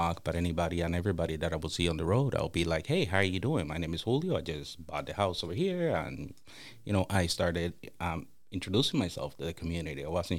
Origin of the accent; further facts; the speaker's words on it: Toronto, Ontario, Canada; Now, keep in mind, growing up in Toronto, that usually doesn't happen.